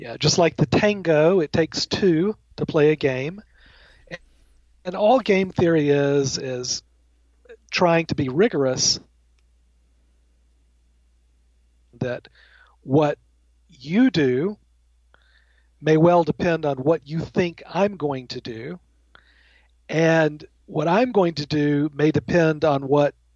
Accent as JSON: {"language": "English", "region": "Alabama", "country": "United States", "moved": "yes", "lives_now": "Connecticut, United States", "said": "I'm originally from the South. I'm from Alabama, the heart of Dixie"}